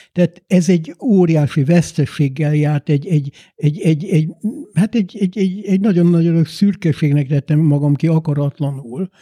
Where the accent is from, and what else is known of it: Hungary; also born or lived in London, United Kingdom; now in United Kingdom